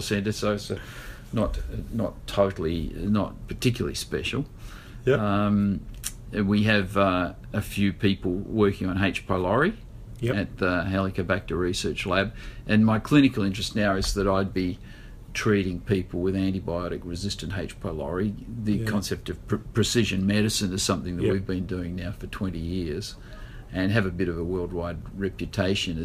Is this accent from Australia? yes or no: yes; Kalgoorlie, Western Australia, Australia; I was born in Kalgoorlie